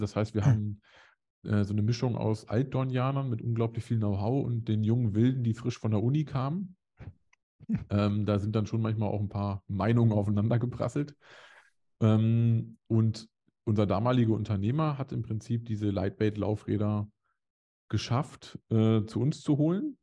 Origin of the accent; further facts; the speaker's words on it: Hanover area, towards Hameln, Lower Saxony, Germany; moved away; also born or lived in Dresden; also man könnte behaupten, es wäre Großraum Hannover